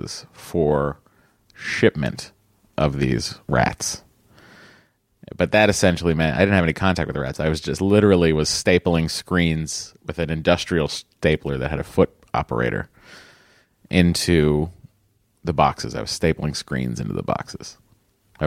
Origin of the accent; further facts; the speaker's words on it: Lowell, Massachusetts, United States; I grew up on Burnham Road in Lowell